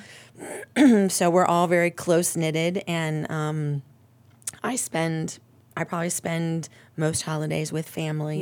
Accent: Ohio, United States; I am, uh, born and raised in Ohio

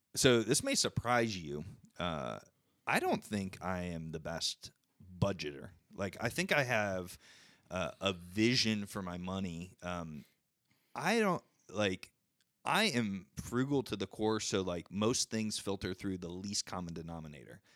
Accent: United States; I'm an American

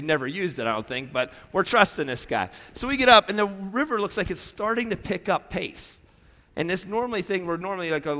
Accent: Pennsylvania, United States; moved away; I grew up in Pennsylvania

